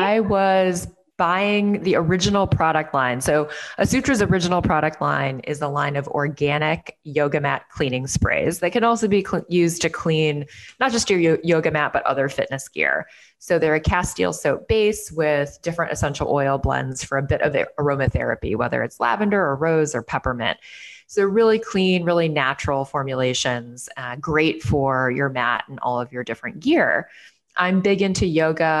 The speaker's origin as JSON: {"language": "English", "town": "Chicago", "region": "Illinois", "country": "United States", "tie": "born or raised there", "also_born_or_lived": "New York City", "moved": "as an adult", "said": "my hometown of Chicago"}